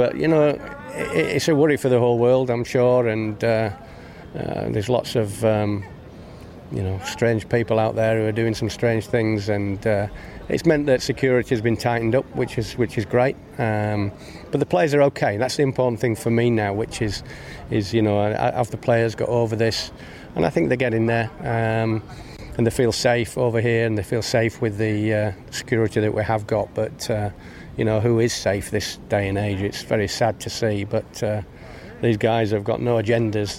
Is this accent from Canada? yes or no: no; England, United Kingdom; moved away as an adult; now in Bangladesh; as an Englishman